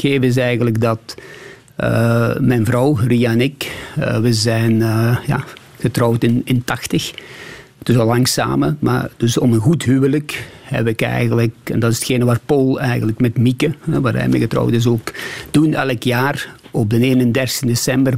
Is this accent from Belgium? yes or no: yes; Beringen, Flanders, Belgium; moved away as an adult; also born or lived in Sweden; Limburg is, eh, is ook de plaats waar ik geboren ben, waar ik gestudeerd heb